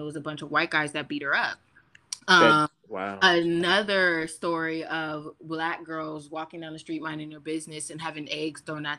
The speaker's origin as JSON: {"language": "English", "country": "United States", "tie": "born or raised there", "said": "I grew up in Washington."}